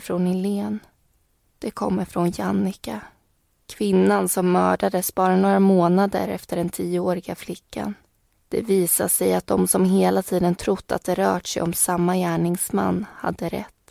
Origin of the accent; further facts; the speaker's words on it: Vimmerby, Kalmar County, Sweden; jag kommer från Vimmerby och har bott där faktiskt i hela min uppväxt